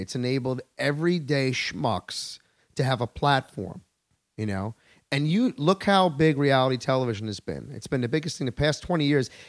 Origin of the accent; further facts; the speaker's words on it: Long Island, New York, United States; I'm a native New Yorker